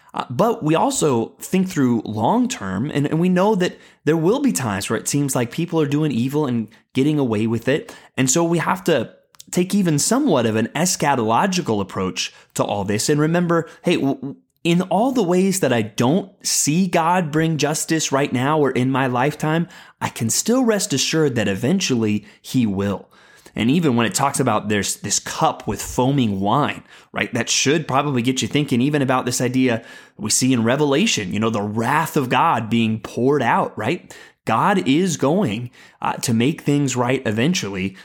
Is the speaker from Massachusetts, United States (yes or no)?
no; San Antonio, Texas, United States; I moved to San Antonio, Texas, kind of in the middle of my childhood